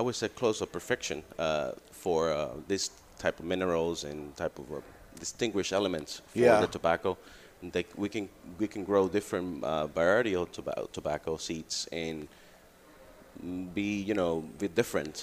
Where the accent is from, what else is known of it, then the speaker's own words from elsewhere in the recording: Dominican Republic; moved away as an adult; also born or lived in New York, United States; now in United States; Well, actually, I'm born in New York. I grew up in Dominican Republic, and then I come back when I was 22.